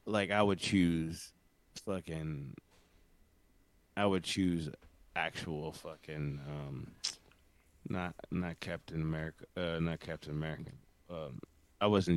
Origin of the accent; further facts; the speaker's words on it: the South, United States; I'm a Southerner